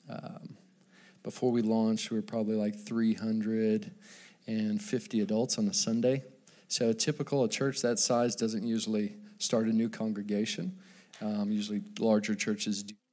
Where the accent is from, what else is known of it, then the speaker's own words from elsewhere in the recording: Dallas, Texas, United States; I grew up in Dallas, Texas.